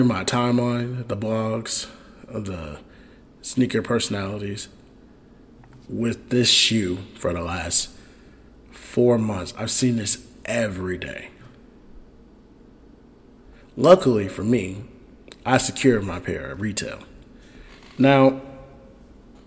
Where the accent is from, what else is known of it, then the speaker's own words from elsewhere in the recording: Chicago, Illinois, United States; it's my hometown team, the Bears